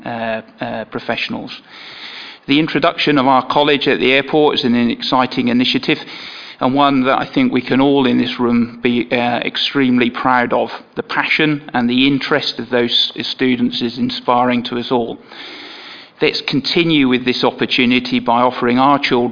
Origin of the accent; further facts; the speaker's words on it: Woodbridge, East of England, United Kingdom; I was born in Woodbridge in Suffolk, educated in the region